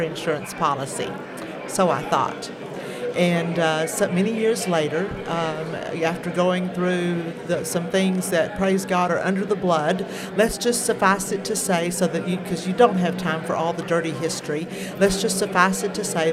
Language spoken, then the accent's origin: English; Nashville, Arkansas, United States; also born or lived in Delight, Arkansas; But I am a native of Arkansas. I was born in Nashville, Arkansas. Spent most of my life in the southwest corner of the state.